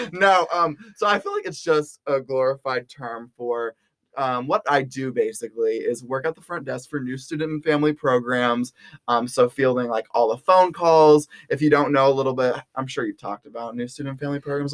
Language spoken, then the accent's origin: English; Round Rock, Texas, United States; moved away as an adult; now in Fayetteville, Arkansas, United States; I'm from Round Rock, Texas, which is a suburb of Austin, Texas